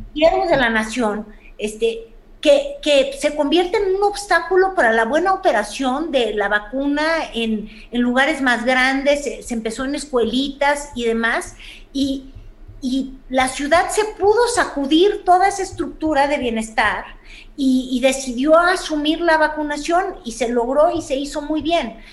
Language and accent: Spanish; Mexico City, Mexico; como chilanga que soy